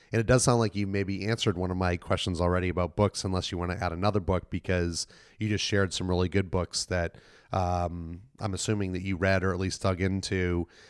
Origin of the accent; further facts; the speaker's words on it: Boston, Massachusetts, United States; moved away; I'm from Boston originally